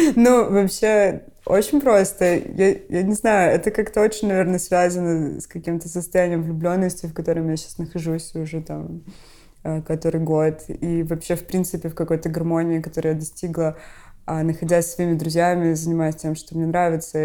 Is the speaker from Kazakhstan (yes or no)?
no; Odesa, Odesa Oblast, Ukraine; moved away; я из Одессы, и как бы у нас такой особенный стиль разговора